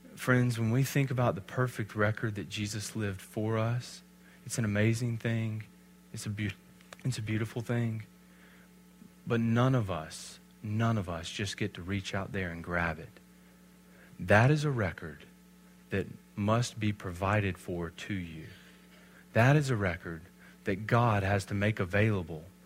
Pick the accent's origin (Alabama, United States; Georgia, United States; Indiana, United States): Alabama, United States; I'm from Alabama